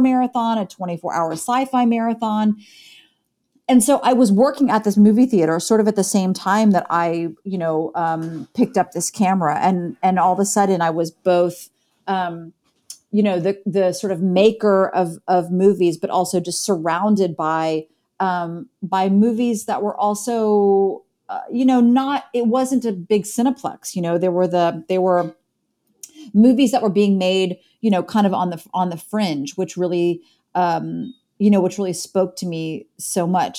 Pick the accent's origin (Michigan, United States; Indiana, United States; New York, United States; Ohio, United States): Ohio, United States; Columbus; now in Chicago, United States; I grew up in Columbus, Ohio